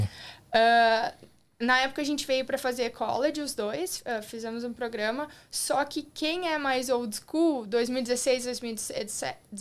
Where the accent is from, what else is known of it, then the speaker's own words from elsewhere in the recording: Porto Alegre, Rio Grande do Sul, Brazil; moved away as an adult; also born or lived in São Paulo; now in Toronto, Canada; eu sou gaúcha, né, de Porto Alegre